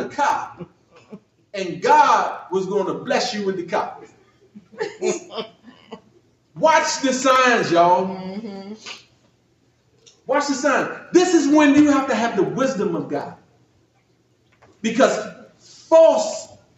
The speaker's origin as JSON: {"language": "English", "town": "Washington", "region": "District of Columbia", "country": "United States", "said": "I'm from Southeast Washington D.C."}